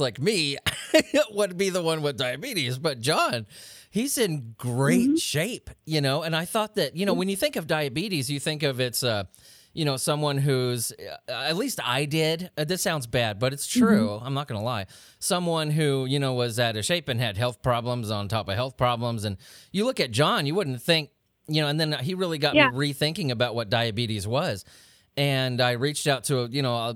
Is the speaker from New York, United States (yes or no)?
no; San Diego, California, United States; now in the South, United States; I'm not from here. I'm from San Diego, and then moving, you know, to freaking the South